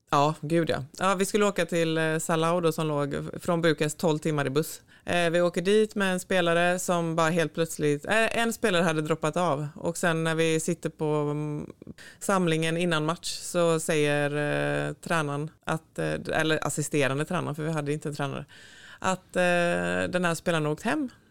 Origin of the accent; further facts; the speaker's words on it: Sävedalen, Västra Götaland, Sweden; moved away as an adult; also born or lived in Floda / Gothenburg; jag föddes här på Östra sjukhuset och så bodde vi i Sävedalen, eh, Partille i början och sen så blev det en liten tut i Floda tre år när skolan började och sen så flyttade vi tillbaka till Sävedalen